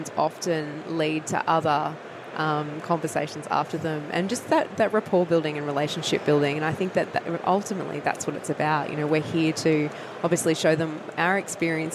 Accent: Australia

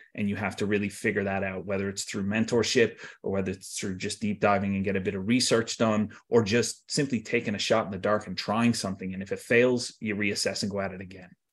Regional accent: Tampa, Florida, United States; moved away as an adult; also born or lived in Wesley Chapel, Florida; now in Ireland; I grew up in Tampa, uh, and then, you know, I spent some time in Wesley Chapel, just outside of Tampa

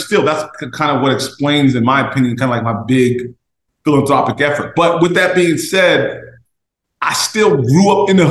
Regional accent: Jersey City, New Jersey, United States; I'm from Jersey City. Raised and bred

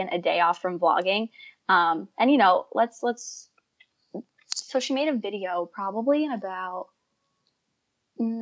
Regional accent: New Jersey, United States; moved away as an adult; now in Rhode Island, United States; I'm from New Jersey, but I go to school in Rhode Island

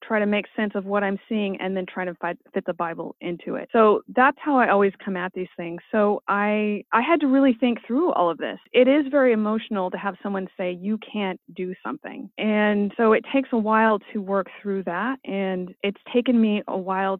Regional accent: California, United States; as a Californian

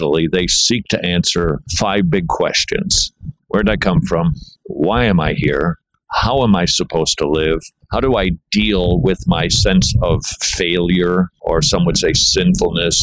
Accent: Minnesota, United States; I'm from Minnesota

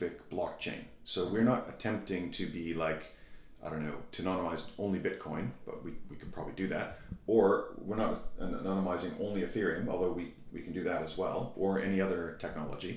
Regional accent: Canada; I'm from Canada

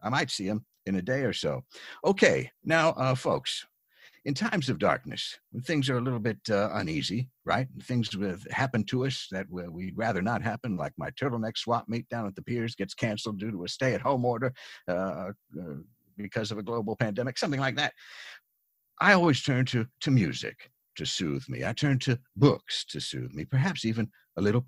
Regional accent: near Philadelphia, Pennsylvania, United States; now in New York, United States; I grew up near Philadelphia, so I miss it terribly

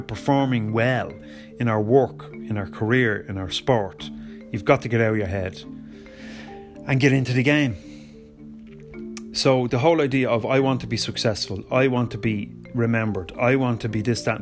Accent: Ireland; I am Irish

